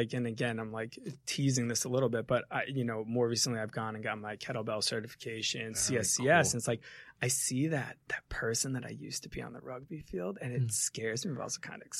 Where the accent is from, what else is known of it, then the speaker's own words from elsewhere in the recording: New Jersey, United States; But yeah, I grew up in the same house that my mom grew up in, down by the beach in New Jersey, small town.